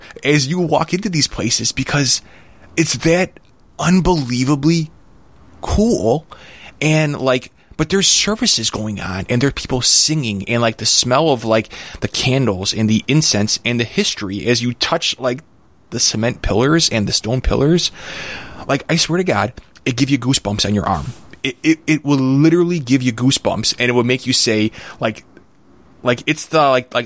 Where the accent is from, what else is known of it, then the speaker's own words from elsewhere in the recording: United States; being an American